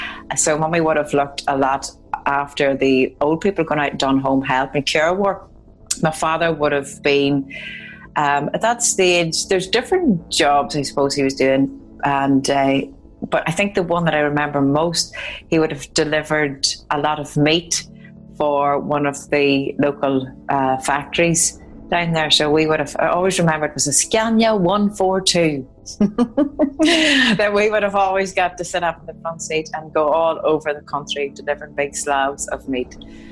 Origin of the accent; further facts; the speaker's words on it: Dungiven, Northern Ireland, United Kingdom; Up in the north of Ireland, well, I'm sure it was no different than the rest of Ireland